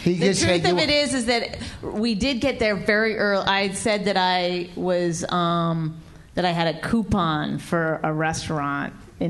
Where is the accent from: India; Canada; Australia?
Canada; I mean, I'm Canadian. I apologize all the time anyway